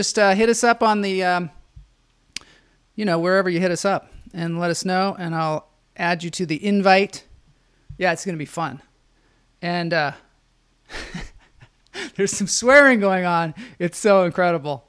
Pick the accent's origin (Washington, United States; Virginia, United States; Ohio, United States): Washington, United States; Edmonds; also born or lived in Syracuse, New York; I'm from Edmonds, Washington, which is a little north. Mm-hmm. Grew up there.